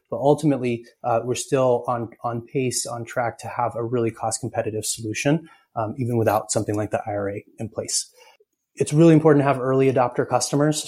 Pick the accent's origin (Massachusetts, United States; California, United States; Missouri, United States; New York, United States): New York, United States; Ithaca; I grew up in Ithaca, New York, uh, and so I'm a big hometown fan.